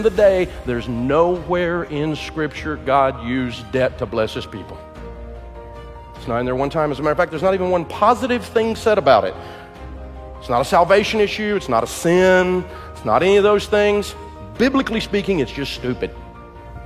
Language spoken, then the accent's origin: English; the hills of East Tennessee, United States; I'm from Hills, East Tennessee